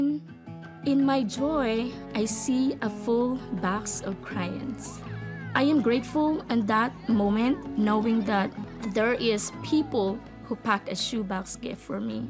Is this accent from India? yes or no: no; Philippines; I was born in the Philippines and growing up in a poor family and living in a tiny house, no stove